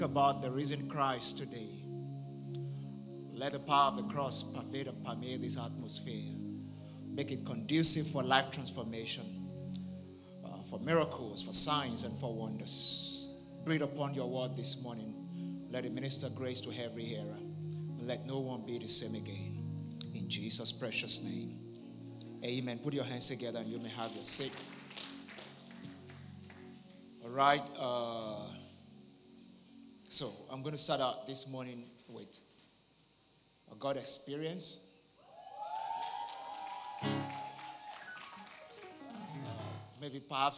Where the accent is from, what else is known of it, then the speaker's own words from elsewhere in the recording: Ibadan, Oyo, Nigeria; also born or lived in Igbora; I grew up the first, is it 20 years or so, up from birth up to my teenage years in Oyo State in Nigeria, specifically in the city of Ibadan